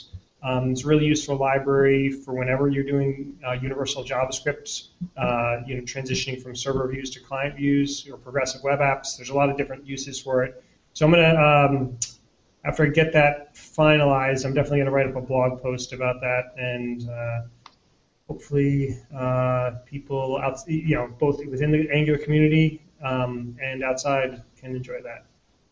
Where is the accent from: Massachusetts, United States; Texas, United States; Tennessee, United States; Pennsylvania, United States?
Massachusetts, United States; Boston; in Boston, my hometown